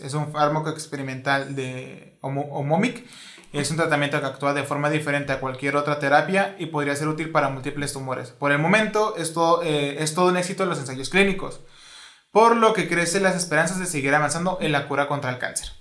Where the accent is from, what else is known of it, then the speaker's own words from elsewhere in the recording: Mexico; soy mexicano